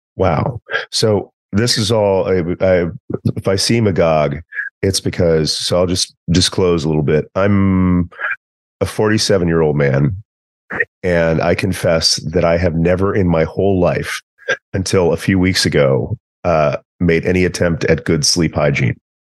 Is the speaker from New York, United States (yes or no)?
no; East Texas, United States; I'm also from East Texas